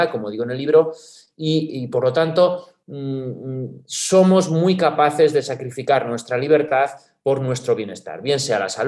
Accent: Spain; los españoles sabemos bien cuál es la cultura política sobre la que hemos montado el sistema institucional y constitucional

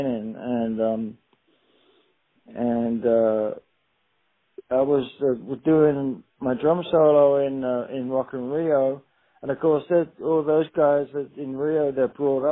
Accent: England, United Kingdom; moved away as an adult; growing up in England

